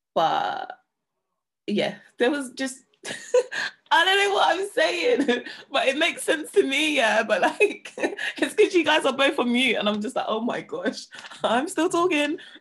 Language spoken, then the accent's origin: English; London, United Kingdom; I'm I'm from an estate in it. Like I'm from Hackney.